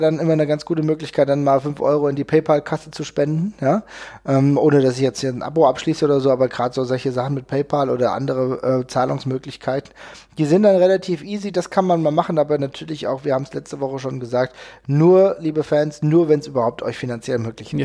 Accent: Hesse, Germany; Ich komme aus Hessen

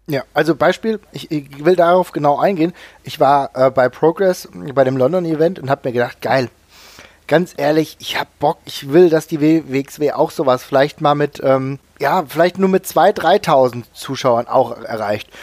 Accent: Germany; als Deutscher oder als Europäer

